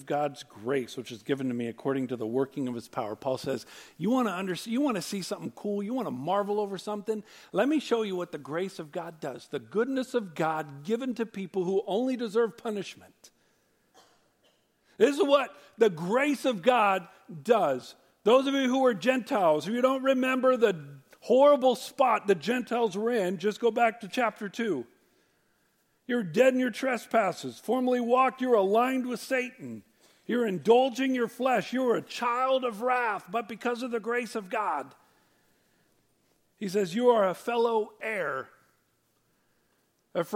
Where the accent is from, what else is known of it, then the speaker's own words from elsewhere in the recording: United States; We do so much division as American Christians.